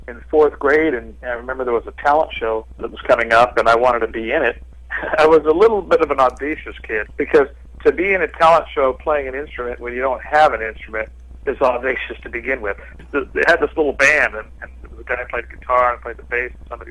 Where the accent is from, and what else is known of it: Los Angeles, California, United States; born or raised there